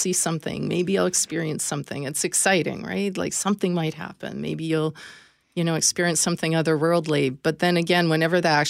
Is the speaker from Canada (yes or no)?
yes; Canada; being Canadian